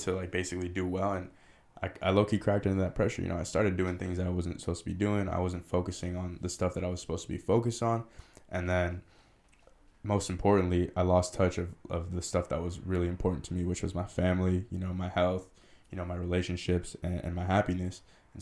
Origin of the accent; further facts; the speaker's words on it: San Rafael, California, United States; also born or lived in Richmond, California; I grew up in Canal, so Marin, but then I actually moved to Richmond